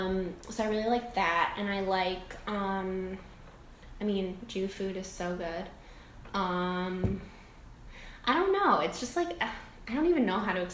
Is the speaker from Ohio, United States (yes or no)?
yes; Cleveland, Ohio, United States; moved away as an adult; now in New York City, United States; I'm from Cleveland, Ohio